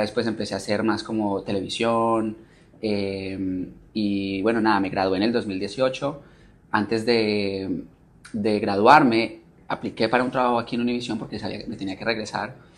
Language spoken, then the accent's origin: Spanish; Manizales, Caldas, Colombia; moved away; vengo de una ciudad que se llama Manizales, eh, en Colombia